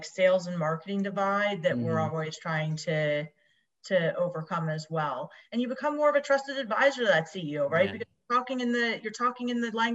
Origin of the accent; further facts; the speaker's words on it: Tabernacle, New Jersey, United States; I grew up in a small town called Tabernacle, New Jersey